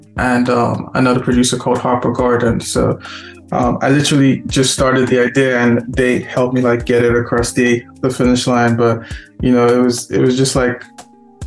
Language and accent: English; Lagos, Nigeria; my experience in Lagos, my experience of like my friends in Lagos, Nigeria, you know, being that we're from Nigeria